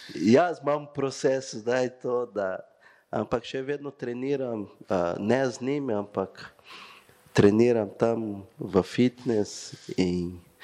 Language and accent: Slovenian; Brazil; Slovenian is a second language; moved away as an adult; now in Maribor, Slovenia; Jaz sem prišel iz Brazilije